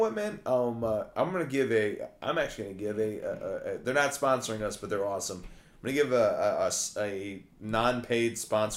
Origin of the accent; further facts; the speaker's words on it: Algonquin, Illinois, United States; my hometown, Algonquin